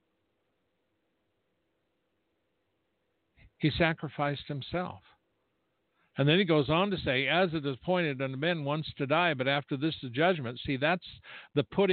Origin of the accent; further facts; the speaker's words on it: United States; I'm an American